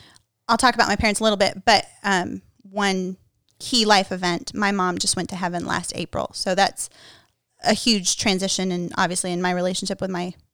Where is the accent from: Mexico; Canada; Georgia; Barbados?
Mexico; now in United States; And it's life-changing for me as an American woman. Even though I grew up in Mexico, like, still, I'm an American through and through.